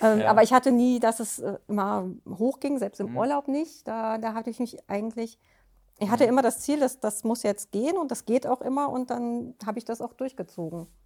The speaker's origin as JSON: {"language": "German", "town": "Offenbach am Main", "region": "Hesse", "country": "Germany", "said": "Ich komme aus Offenbach."}